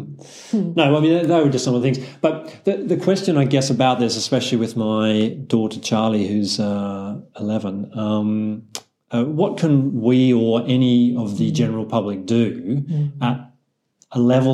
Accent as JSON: {"language": "English", "country": "Australia", "said": "as an Aussie"}